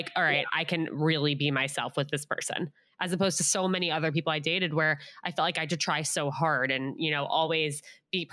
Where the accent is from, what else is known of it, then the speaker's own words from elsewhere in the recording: United States; I just grew up in a little town outside of New York City